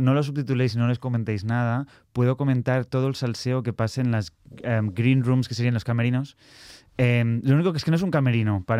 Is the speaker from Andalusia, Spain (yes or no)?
no; Barcelona, Catalonia, Spain; accent: Catalan; moved away as an adult; now in London, United Kingdom; nací en Barcelona eh, y hace seis años decidí mudarme a Londres